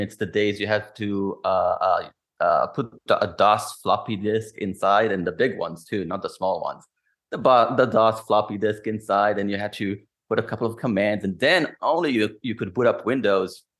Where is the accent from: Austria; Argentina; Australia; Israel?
Israel; moved away as an adult; since I am from Israel, I always had that security mind frame